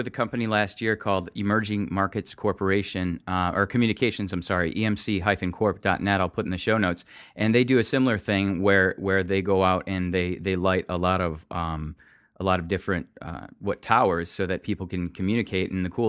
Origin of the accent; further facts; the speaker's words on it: Michigan, United States; I grew up in Michigan.